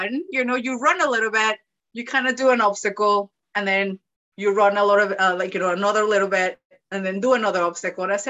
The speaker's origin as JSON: {"language": "English", "country": "Mexico", "tie": "born or raised there", "moved": "as an adult", "lives_now": "Glasgow, United Kingdom", "said": "I'm from Mexico"}